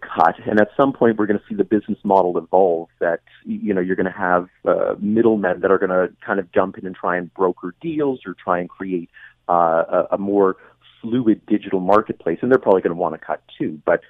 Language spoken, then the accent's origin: English; London, Ontario, Canada; I grew up in London, which is where OPG was based.